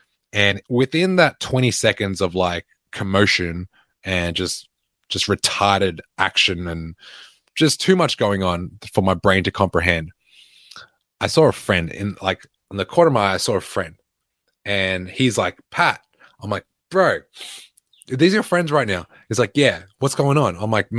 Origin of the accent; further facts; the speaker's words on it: Altona North, Victoria, Australia; I grew up in Altona North, the West of the West.